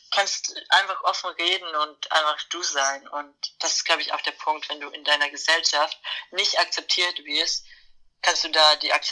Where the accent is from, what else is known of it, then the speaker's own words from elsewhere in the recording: Bavaria, Germany; haben wir hier in Niederbayern, wo ich herkomme, einen Verein, der nennt sich Queer Niederbayern.